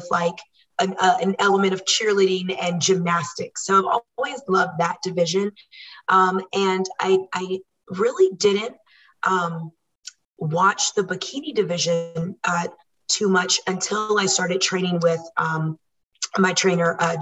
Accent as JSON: {"language": "English", "town": "Washington, D.C.", "country": "United States", "tie": "born or raised there", "also_born_or_lived": "Virginia", "moved": "as an adult", "lives_now": "Murrieta, United States", "said": "I am originally from the East Coast, born and raised in DC and Virginia, and we moved to Murrieta, California in 2013"}